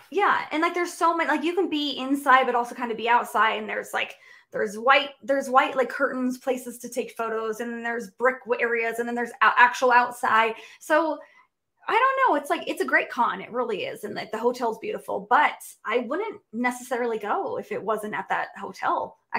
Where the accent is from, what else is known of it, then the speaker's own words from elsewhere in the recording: West Coast, United States; It's like, you know, number one, I'm from the West Coast. Flying all the way to the East Coast, that's like 12 hours of travel, okay?